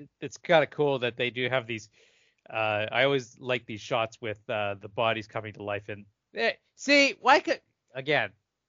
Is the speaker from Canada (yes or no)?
yes; Canada; I'm from Canada